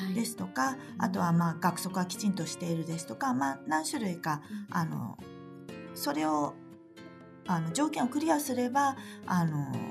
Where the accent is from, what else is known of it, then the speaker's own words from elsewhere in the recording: Japan; now in Shanghai, China; 私母親日本人